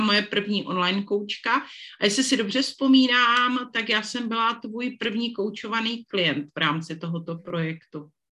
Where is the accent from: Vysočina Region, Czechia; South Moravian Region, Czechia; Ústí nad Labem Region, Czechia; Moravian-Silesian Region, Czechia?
South Moravian Region, Czechia; Moravian Slovakia; moved away; já jsem děvčice ze Slovácka